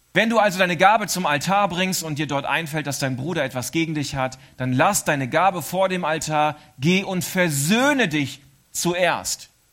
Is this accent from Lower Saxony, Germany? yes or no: yes; East Frisia, Lower Saxony, Germany; moved away as an adult; now in Switzerland; wir Ostfriesen